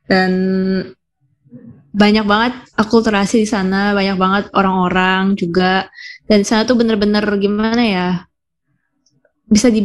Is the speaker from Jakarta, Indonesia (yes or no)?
yes; Jakarta, Indonesia; Um, iya, uh, jadi aku nih dari Jakarta.